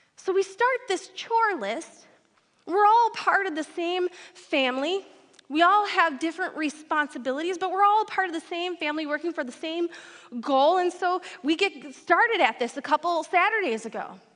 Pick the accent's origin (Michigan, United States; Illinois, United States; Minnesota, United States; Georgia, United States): Michigan, United States; Detroit; now in Fargo, United States; I did not grow up here in Fargo. I grew up in Metro Detroit, Michigan